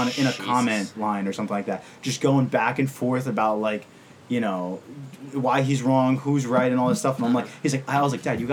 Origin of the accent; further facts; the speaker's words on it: United States; We're American